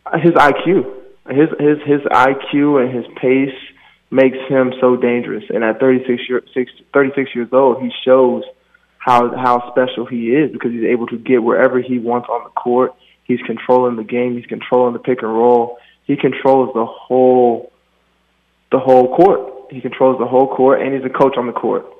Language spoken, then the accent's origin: English; Maryland, United States; moved away; I'm from Maryland. That's home